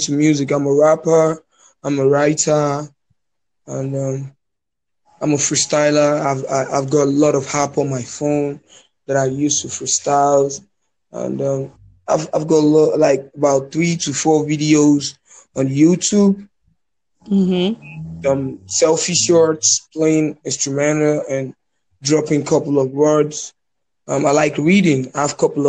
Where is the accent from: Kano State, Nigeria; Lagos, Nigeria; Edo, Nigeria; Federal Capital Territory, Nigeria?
Lagos, Nigeria; I'm from Lagos, Nigeria.